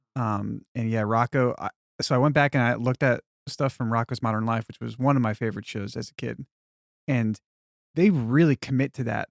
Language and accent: English; Long Island, New York, United States; moved away as an adult; also born or lived in Texas; growing up on Long Island